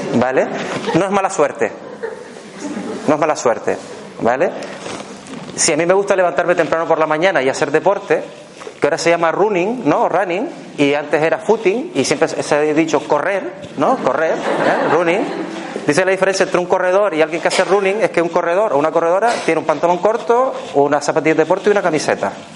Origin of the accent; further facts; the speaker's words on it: Canary Islands, Spain; accent: Canarian; now in Barcelona, Spain; yo soy un canario residente en Barcelona. O sea que cuando me a decir cerebro con S, por ejemplo, no es que me pase nada en la boca, es que es mi forma de hablar